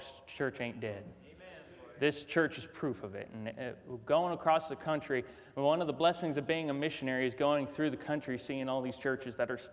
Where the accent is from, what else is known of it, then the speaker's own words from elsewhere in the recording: North Carolina, United States; moved away; I'm from North Carolina originally